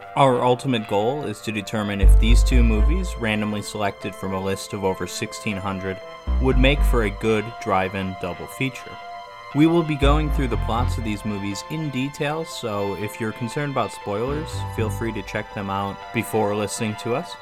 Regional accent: Wisconsin, United States; moved away as an adult; also born or lived in England; I'm born and raised in Wisconsin, and I'm moving to the U K to teach.

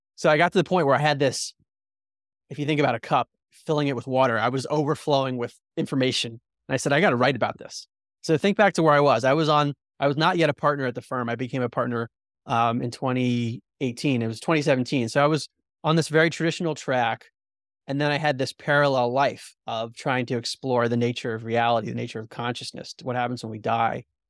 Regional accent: outside of Baltimore, Maryland, United States; also born or lived in New Jersey; I had a very mainstream outlook growing up outside of Baltimore, Maryland

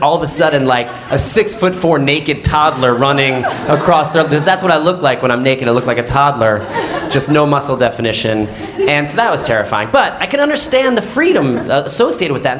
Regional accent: Neptune, New Jersey, United States; when I was a kid growing up in Neptune, New Jersey

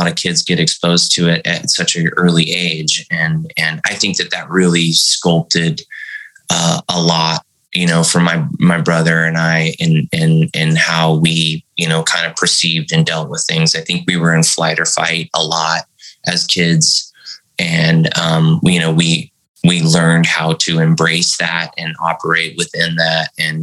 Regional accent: San Bernardino, California, United States; also born or lived in Central Valley, California / Visalia, California / Fresno, California; I grew up in the Central Valley and then moved down to San Bernardino. So, you know, it was Visalia, it was Fresno, San Bernardino.

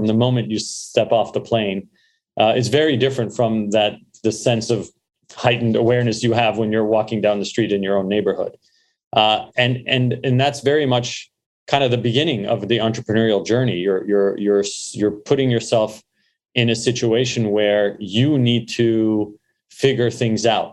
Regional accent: Montreal, Quebec, Canada; born or raised there; also born or lived in Beirut, Lebanon / London, England; now in United States

